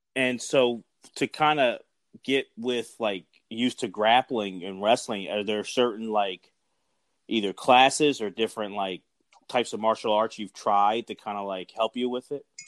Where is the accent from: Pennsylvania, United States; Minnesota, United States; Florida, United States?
Pennsylvania, United States; Philadelphia; growing up in Philly